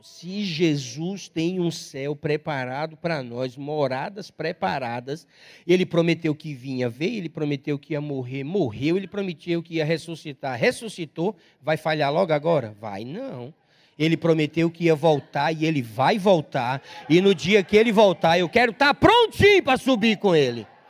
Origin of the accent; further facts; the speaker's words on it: Pombal, Paraíba, Brazil; also born or lived in Limoeiro; Eu nasci numa cidade chamada Pombal